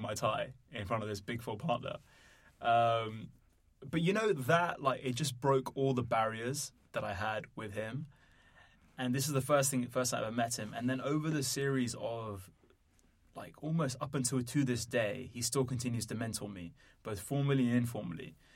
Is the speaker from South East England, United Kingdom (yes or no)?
no; London, United Kingdom; also born or lived in Netherlands; I was born in London, grew up here, also lived in the Netherlands.